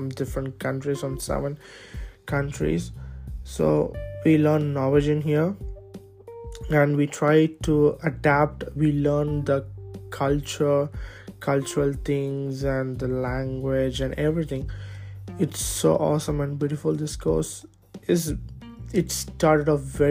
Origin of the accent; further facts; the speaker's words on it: India; moved away as an adult; now in Birkeland, Norway; I can't let go of my home country, which is India.